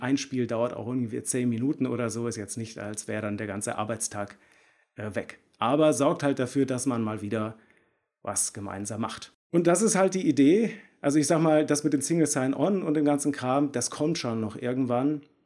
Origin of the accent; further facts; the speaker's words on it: Bielefeld, North Rhine-Westphalia, Germany; Ich komme aus Bielefeld